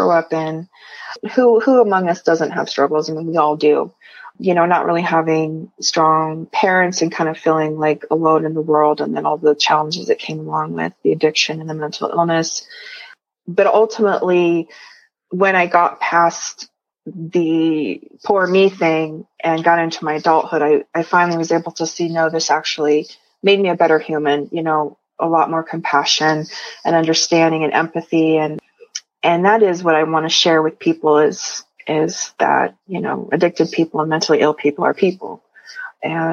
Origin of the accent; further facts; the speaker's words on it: Midwest, United States; now in Western United States; I come from the Midwest, so I remember those really frigid, cold winters, and I definitely don't miss them. So yeah, we moved out west